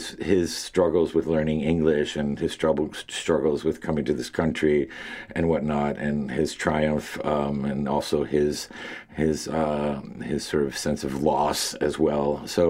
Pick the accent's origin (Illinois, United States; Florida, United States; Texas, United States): Florida, United States; Miami; moved away as an adult; also born or lived in Cuba / Hartford; growing up in Miami is so culturally isolated and so monolithic. I mean, 90% of my schoolmates were Cuban and with parents and like my parents with all very similar stories.